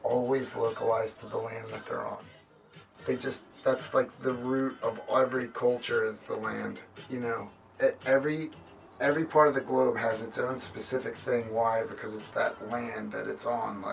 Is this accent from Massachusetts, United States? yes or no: no; Lionville, Pennsylvania, United States; moved away as an adult; I grew up in Lionville, which got absorbed by Exton